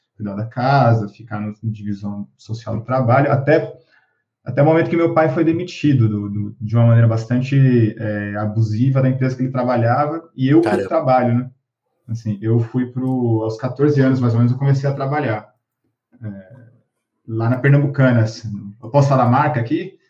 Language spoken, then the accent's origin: Portuguese; São Vicente, São Paulo, Brazil; Eu sou de São Vicente, né, litoral de São Paulo é, sou ali da região do Jockey